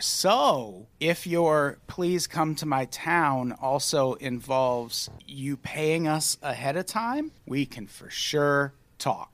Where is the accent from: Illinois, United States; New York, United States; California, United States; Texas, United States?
Illinois, United States; as a youth growing up in Illinois